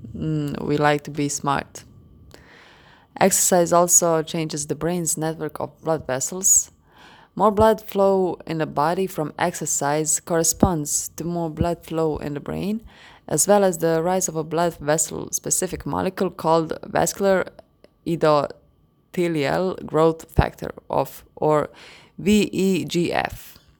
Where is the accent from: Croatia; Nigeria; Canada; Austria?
Croatia; English is a second language; I'm from Croatia.